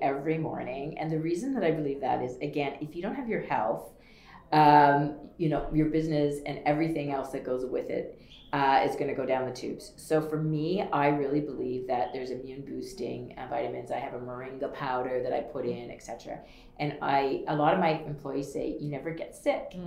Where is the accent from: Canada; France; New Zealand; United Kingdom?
Canada; Wellesley, Ontario; I grew up in a small town called Wellesley, Ontario